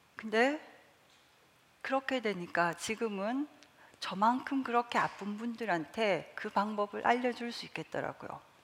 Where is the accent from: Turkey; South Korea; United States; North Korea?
South Korea; 저는 시골에서 자라서